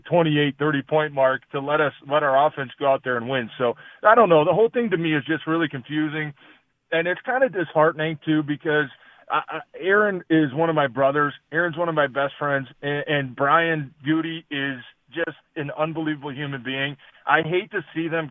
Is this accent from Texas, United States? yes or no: no; Detroit, Michigan, United States; also born or lived in Green Bay; obviously I'm from Detroit